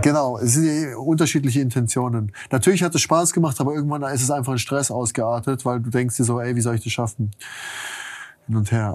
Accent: Germany; als Deutscher

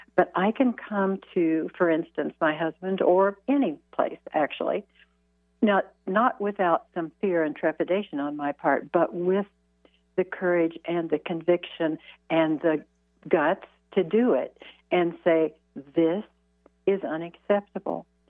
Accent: Midwest, United States; I was raised in the Midwest

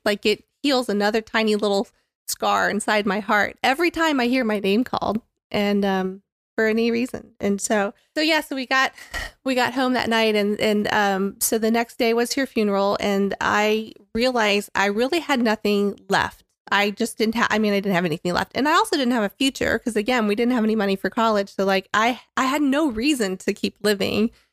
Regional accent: Tampa, Florida, United States; I grew up in Tampa, Florida

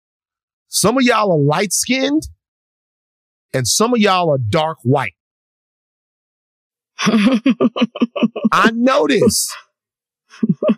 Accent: Louisiana, United States; I'm from Louisiana.

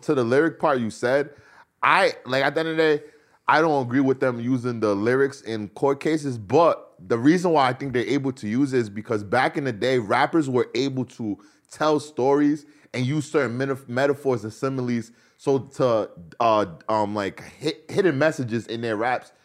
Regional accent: New York, United States; being a New Yorker

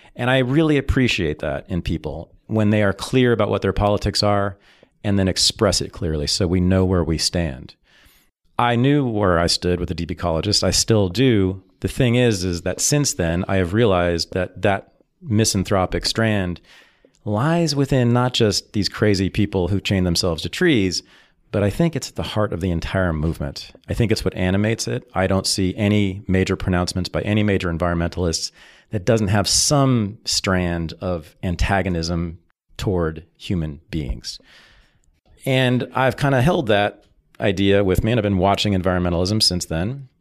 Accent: Berkeley, California, United States; moved away as an adult; now in Seattle, United States; grew up, born and raised in Berkeley

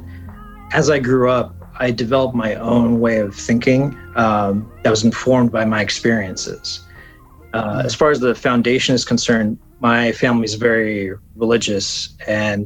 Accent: Pasadena, California, United States; My parents came to LA in the 80s and raised me in Pasadena, California.

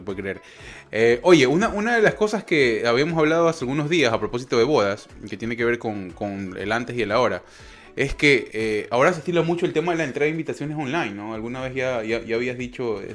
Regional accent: Ecuador; moved away

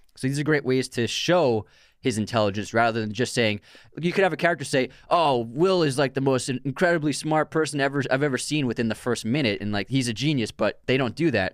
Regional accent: Boston area, Massachusetts, United States; we grew up in the Boston area

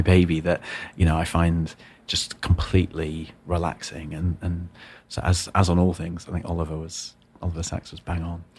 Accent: the north of England, United Kingdom; I was born in the north of England

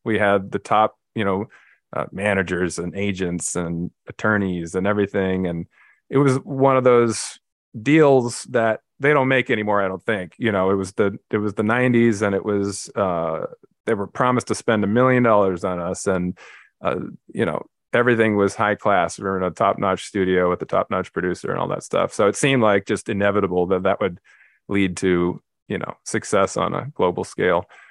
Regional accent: Los Angeles, California, United States; I grew up in L A, Los Angeles, California, uh, pretty much right in the middle of the city in a little neighborhood called Carthay Circle

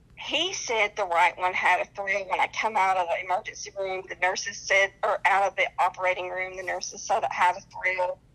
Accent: North Carolina, United States; accent: twang; now in Sacramento, United States; I'm from North Carolina, that's why I talk with a little twang

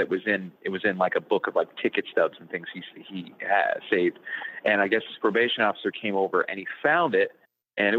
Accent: Indiana, United States; moved away; where I grew up in Indiana

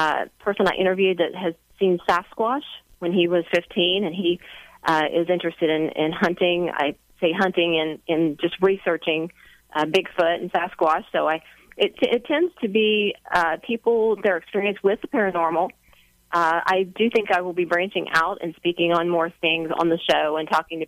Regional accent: West Virginia, United States; I'm from West Virginia

